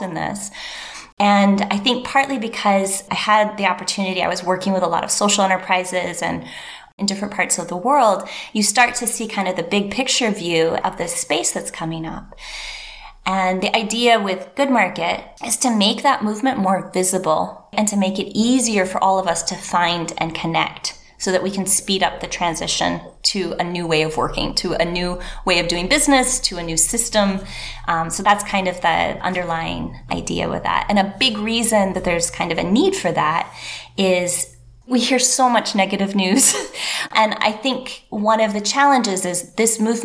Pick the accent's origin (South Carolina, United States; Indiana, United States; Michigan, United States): Michigan, United States; Northern; moved away as an adult; also born or lived in Asia; I'm from Northern Michigan, very deep roots in that area